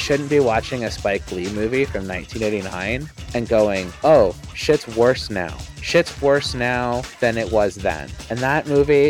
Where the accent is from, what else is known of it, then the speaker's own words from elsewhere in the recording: Canada; now in United States; As a Canadian